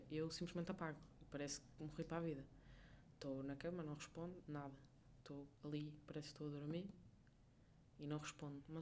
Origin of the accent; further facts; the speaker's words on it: Portugal; isso para um povo como nós, portugueses, que estamos habituados a ser calorosos